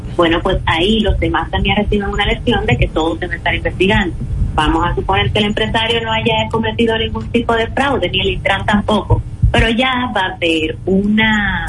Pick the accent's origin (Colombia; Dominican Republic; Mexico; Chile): Dominican Republic; yo como dominicana